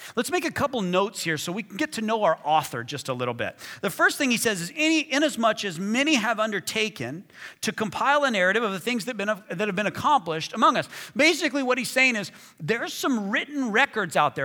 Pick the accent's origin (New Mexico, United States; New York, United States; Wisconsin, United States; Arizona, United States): New Mexico, United States; Hobbs; I was seven or eight years old in my hometown, Hobbs, New Mexico.